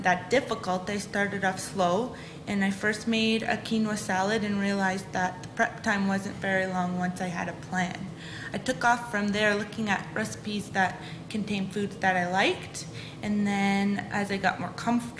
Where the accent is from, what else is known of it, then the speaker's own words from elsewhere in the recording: Sussex, New Brunswick, Canada; now in Olds, Canada; I'm originally from Sussex, New Brunswick